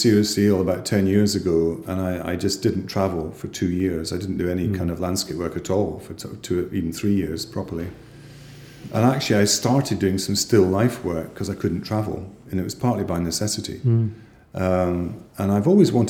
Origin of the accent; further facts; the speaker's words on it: Edinburgh, Scotland, United Kingdom; growing up in South Edinburgh